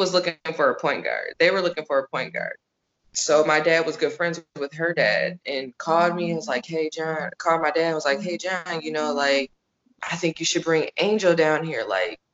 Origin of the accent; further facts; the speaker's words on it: Minnesota, United States; moved away; We're from Minnesota